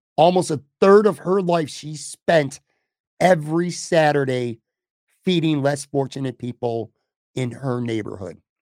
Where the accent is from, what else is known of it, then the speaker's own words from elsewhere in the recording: Buffalo, New York, United States; I was born in Buffalo, New York. I was raised on the west side of Buffalo